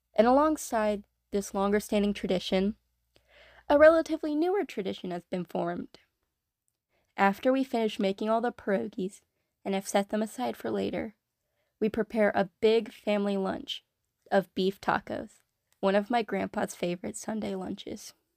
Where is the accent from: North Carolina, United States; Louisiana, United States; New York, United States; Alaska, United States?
North Carolina, United States; I myself was born and raised in North Carolina